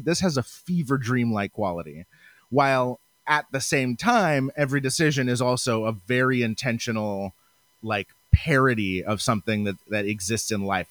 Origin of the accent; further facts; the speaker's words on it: Seattle, Washington, United States; I'm from the Pacific Northwest. I'm Seattle specifically